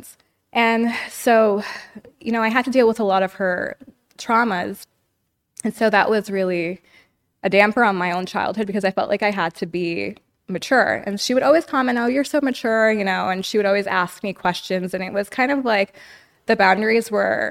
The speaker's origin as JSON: {"language": "English", "town": "New York City", "region": "New York", "country": "United States", "tie": "born or raised there", "moved": "yes", "lives_now": "Los Angeles, United States", "said": "I was born in New York City"}